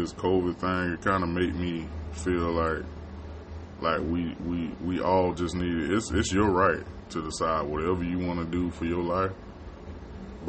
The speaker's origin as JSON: {"language": "English", "region": "Florida", "country": "United States", "tie": "born or raised there", "moved": "yes", "said": "I grew up in Florida, and it's hot down there"}